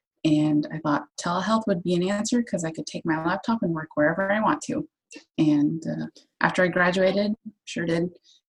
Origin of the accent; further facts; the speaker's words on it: Oklahoma, United States; moved away as an adult; also born or lived in Tulsa, Oklahoma; now in Sweden; I'm from Oklahoma, and so I lived in Tulsa